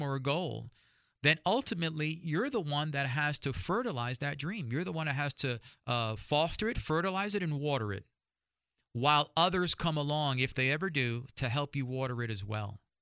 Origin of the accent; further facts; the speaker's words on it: New York, United States; I'm from New York